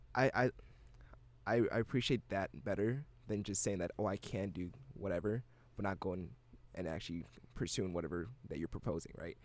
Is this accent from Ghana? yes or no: yes; Ghana; first language English; now in United States; I'm from Ghana